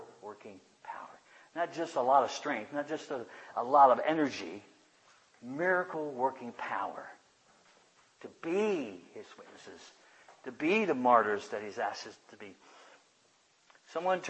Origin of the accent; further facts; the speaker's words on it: United States; I love being an American.